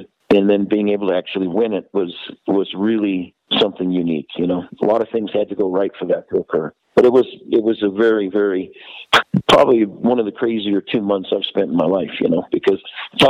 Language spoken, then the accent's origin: English; Vail, Colorado, United States; my hometown in Vail